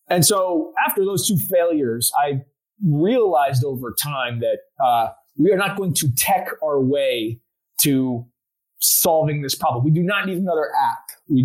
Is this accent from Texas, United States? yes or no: yes; Houston, Texas, United States; also born or lived in Austin; now in Dallas, United States; From Houston originally. Went to school at UT, ended up in Dallas